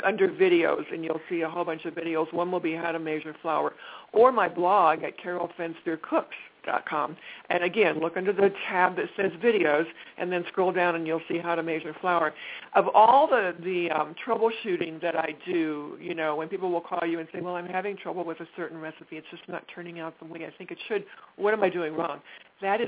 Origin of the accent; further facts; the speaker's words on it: Midwest, United States; growing up in the Midwest